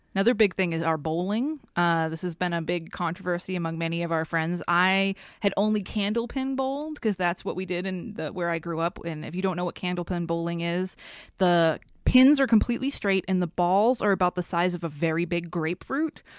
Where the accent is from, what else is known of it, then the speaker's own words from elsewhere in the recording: Haverhill, Massachusetts, United States; moved away as an adult; also born or lived in Los Angeles; I grew up in Haverhill, Massachusetts